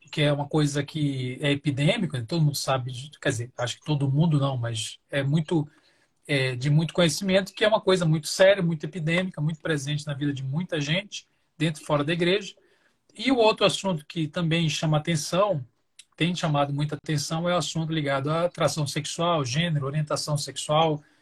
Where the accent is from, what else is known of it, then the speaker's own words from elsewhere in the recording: Belém, Pará, Brazil; also born or lived in Belo Horizonte; now in São Paulo, Brazil; Eu moro atualmente na região metropolitana de São Paulo, mas sou de Belém do Pará, estou é, recém-chegado aqui em São Paulo, que morava em Belo Horizonte há pouco tempo.